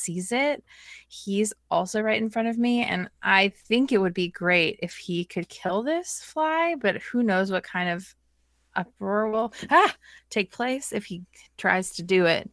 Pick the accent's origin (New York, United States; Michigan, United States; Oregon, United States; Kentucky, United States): Oregon, United States; Portland; I grew up in Portland, Oregon